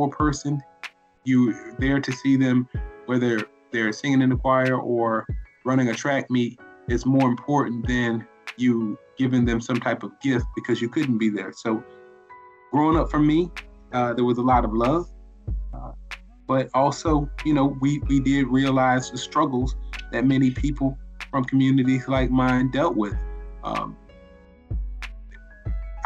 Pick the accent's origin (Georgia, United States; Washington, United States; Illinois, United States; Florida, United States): Florida, United States; Riviera Beach; also born or lived in Tallahassee, Florida; I am originally from Riviera Beach, Florida. I'm a native of Palm Beach County. I currently live in West Palm Beach